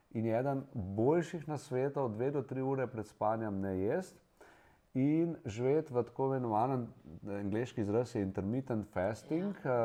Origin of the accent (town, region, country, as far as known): Slovenia